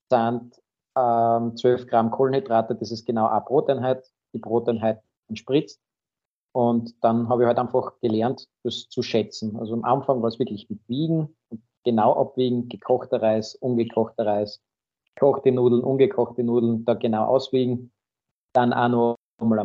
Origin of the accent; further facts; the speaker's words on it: Graz, Styria, Austria; Ich selbst bin aus Graz, wohne am Stadtrand in St. Peter